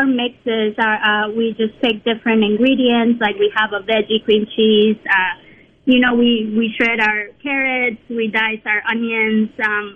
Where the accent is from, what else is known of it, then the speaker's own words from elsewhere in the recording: Mexico; now in Mississippi, United States; I'm from Mexico